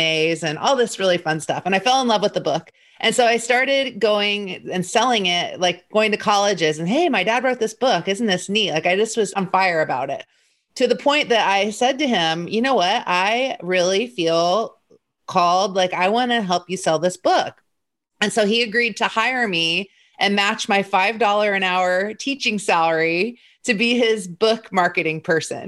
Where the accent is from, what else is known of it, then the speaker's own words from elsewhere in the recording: Indianapolis, Indiana, United States; I grew up in Indianapolis